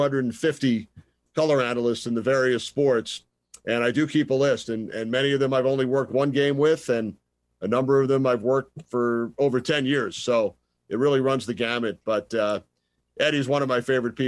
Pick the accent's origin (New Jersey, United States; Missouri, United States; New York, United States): New York, United States; Long Island; When I was growing up on Long Island